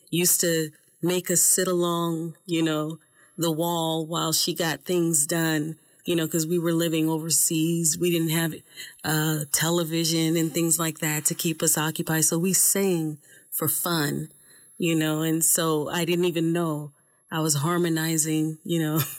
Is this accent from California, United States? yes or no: yes; Oakland, California, United States; I'm from Oakland, California. Mm-hmm. Um, I've been here since I was 10 years old.